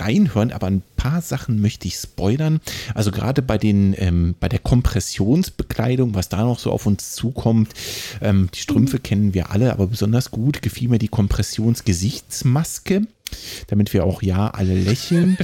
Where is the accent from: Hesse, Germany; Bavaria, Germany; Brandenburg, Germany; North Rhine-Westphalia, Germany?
Hesse, Germany; ich als Hesse